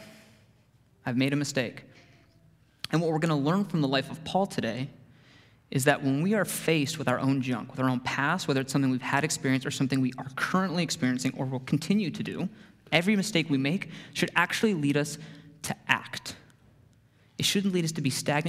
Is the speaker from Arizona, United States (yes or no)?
yes; Arizona, United States; I grew up in Arizona